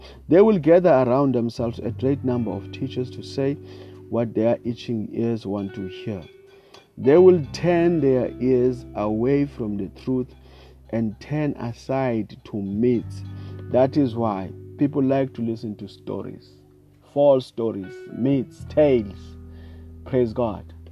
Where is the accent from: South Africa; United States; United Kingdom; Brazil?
South Africa; I come from South Africa